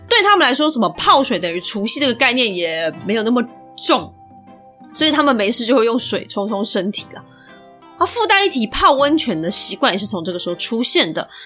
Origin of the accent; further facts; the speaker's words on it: Taiwan; 我们台湾人